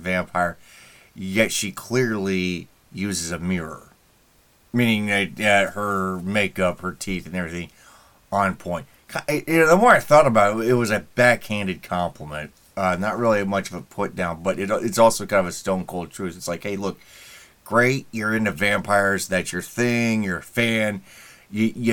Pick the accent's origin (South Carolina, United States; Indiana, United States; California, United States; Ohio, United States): Indiana, United States; Indianapolis; now in Fort Wayne, United States; My hometown of Indianapolis